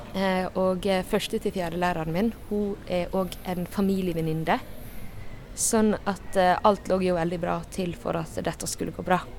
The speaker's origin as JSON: {"language": "Norwegian", "town": "Jølster", "region": "Vestland", "country": "Norway", "said": "Jeg er fra Jølster. Det er en liten plass i Sunnfjord, altså midt i Sogn og Fjordane."}